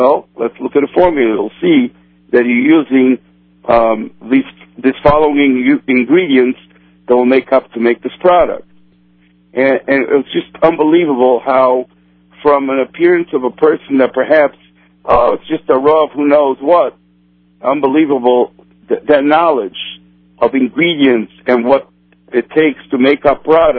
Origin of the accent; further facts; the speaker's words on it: Brazil; first language Portuguese; English is a second language; now in Chicago, United States; I was born in South America, actually in Brazil. So besides my native tongue being Portuguese